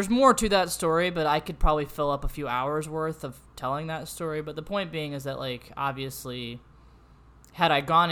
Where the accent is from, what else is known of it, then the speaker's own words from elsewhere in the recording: St. Louis, Missouri, United States; moved away as an adult; now in Danville, United States; I'm from St. Louis